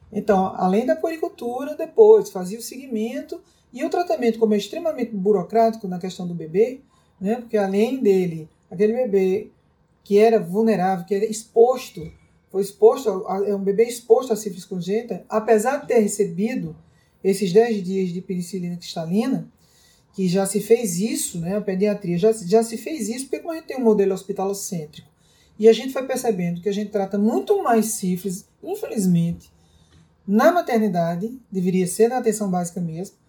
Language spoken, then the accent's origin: Portuguese; Santa Luzia, Brazil; lá na minha terra, lá em Santa Luzia